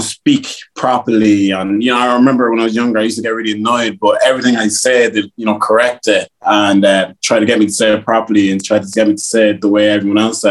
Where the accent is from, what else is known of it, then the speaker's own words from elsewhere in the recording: Westmeath, Leinster, Ireland; accent: Westmeath; also born or lived in Liberia; It's a pure Westmeath accent I have now